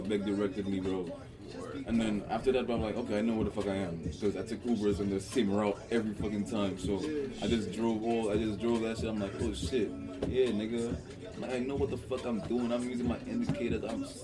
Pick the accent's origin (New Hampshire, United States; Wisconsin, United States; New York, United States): New York, United States; New York City; I'm from Brooklyn too